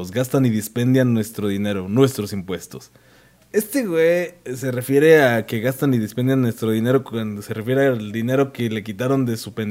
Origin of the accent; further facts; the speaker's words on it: Mexico; Es, porque soy mexicano.